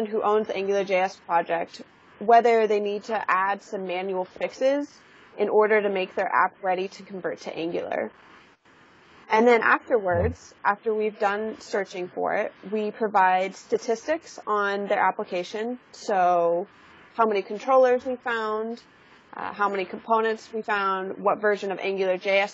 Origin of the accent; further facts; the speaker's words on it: California, United States; I was born and raised in California